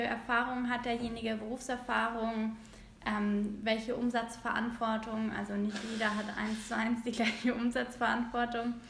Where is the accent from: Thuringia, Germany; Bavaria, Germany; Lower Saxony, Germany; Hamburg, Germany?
Hamburg, Germany; bin aus Hamburg